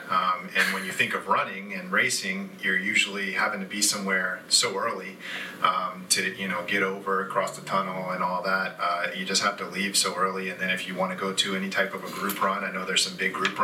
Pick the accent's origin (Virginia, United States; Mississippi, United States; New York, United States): Virginia, United States; Hampton; also born or lived in Newport News, Virginia; So between Hampton and Newport News, that's where I'm from